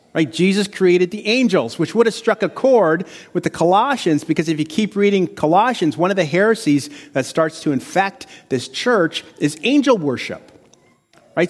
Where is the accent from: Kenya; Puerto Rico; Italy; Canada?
Canada; Windsor, Ontario; also born or lived in Chicago; I'm a Windsor-right guy, so I'm from Windsor.